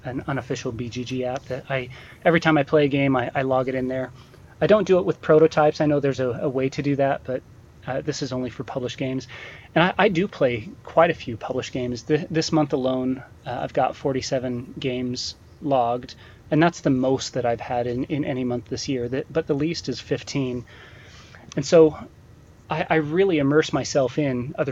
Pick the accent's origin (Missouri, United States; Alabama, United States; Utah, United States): Utah, United States